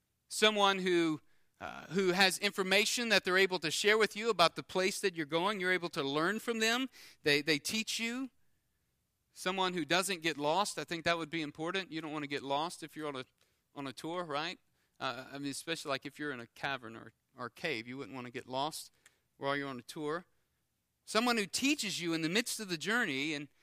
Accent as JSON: {"language": "English", "region": "Louisiana", "country": "United States", "tie": "born or raised there", "said": "I grew up on the Intercoastal, and I grew up fishing and skiing. I grew up just having fun out on the water"}